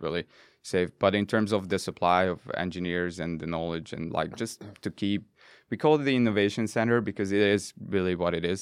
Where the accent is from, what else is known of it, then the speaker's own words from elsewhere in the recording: Budapest, Hungary; moved away; I'm from Budapest, born and raised.